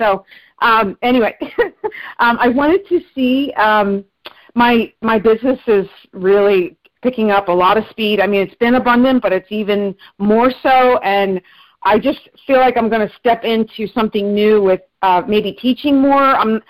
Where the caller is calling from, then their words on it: San Diego, California, United States; I'm calling from San Diego.